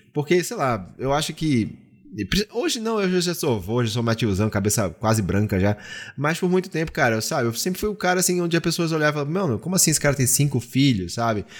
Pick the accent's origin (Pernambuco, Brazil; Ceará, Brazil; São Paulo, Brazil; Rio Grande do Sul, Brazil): Pernambuco, Brazil; na minha terra